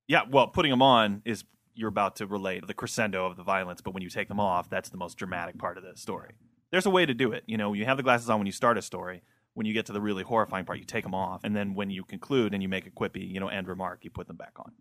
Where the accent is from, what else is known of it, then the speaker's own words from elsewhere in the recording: Midwest, United States; I'm from the Midwest